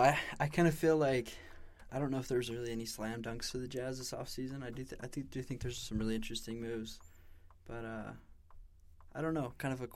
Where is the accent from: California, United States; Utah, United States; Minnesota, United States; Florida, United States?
Utah, United States; West Valley City; I'm from West Valley City, Utah, a little closer to Salt Lake.